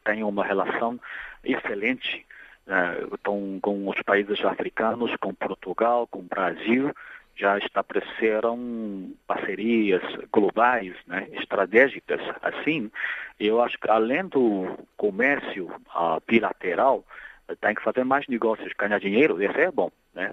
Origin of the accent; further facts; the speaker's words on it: Nanjing, Jiangsu, China; Portuguese is a second language; eu sou natural da cidade de Nanjing, da província de Jiangsu